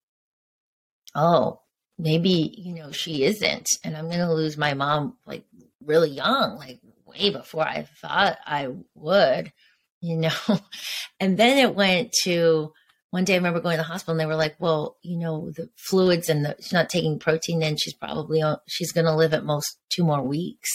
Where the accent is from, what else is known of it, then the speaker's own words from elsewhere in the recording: Connecticut, United States; also born or lived in New York / Venice Beach, Los Angeles; now in Los Angeles, United States; I grew up in Connecticut